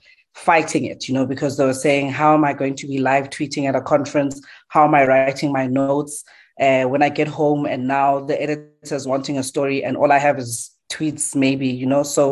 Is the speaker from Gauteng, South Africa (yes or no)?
yes; Johannesburg, Gauteng, South Africa; I'm born in Diepkloof, Soweto